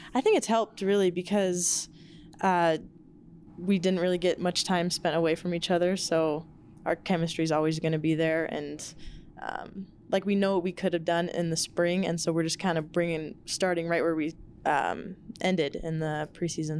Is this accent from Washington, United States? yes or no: yes; Seattle, Washington, United States; moved away as an adult; now in Albuquerque, United States; my hometown, Seattle